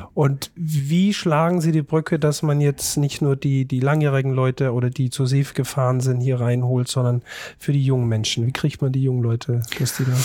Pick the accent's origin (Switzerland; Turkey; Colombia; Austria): Austria; als Österreicher